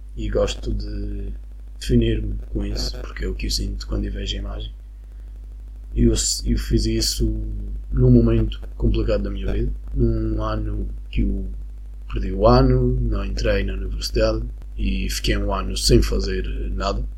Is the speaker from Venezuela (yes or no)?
yes; Venezuela; Portuguese is a second language; now in Madeira, Portugal; eu sou da Venezuela